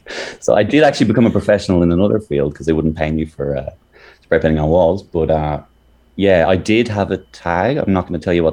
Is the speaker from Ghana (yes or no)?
no; Ireland; now in Melbourne, Australia; I'm from Ireland